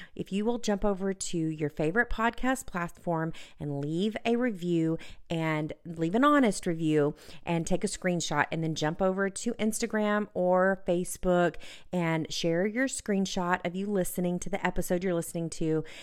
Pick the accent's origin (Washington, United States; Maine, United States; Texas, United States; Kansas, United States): Texas, United States; my home state of Texas